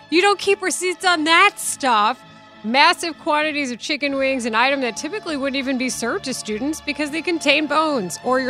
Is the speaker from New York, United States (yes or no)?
no; Texas, United States; moved away; my home state of Texas